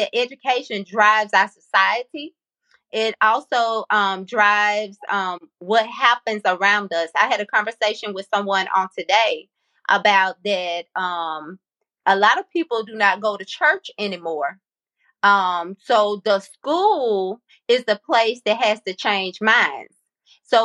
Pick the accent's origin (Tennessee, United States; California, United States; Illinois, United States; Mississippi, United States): Mississippi, United States; Columbia; also born or lived in Jackson, Mississippi; am originally from Columbia, Mississippi, the home of Walter Payton